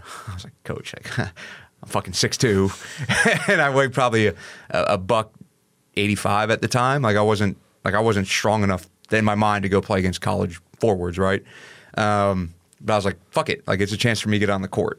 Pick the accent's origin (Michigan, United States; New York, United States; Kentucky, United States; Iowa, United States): New York, United States; Hopewell Junction; moved away; I'm from a small town called Hopewell Junction, uh, New York